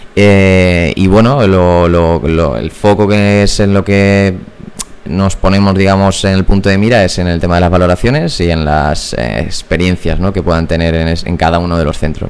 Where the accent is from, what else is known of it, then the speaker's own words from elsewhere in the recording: Puertollano, Castilla-La Mancha, Spain; moved away as an adult; now in Madrid, Spain; Yo soy de Puerto Llano, de un pueblo de Ciudad Real.